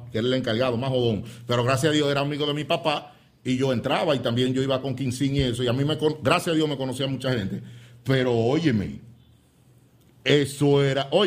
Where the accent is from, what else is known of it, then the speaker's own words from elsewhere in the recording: San Francisco de Macorís, Duarte, Dominican Republic; Muchos macorizanos, porque somos de San Francisco de Macorís, que vivieron esa experiencia cuando, bueno, en mi tiempo yo era un niño.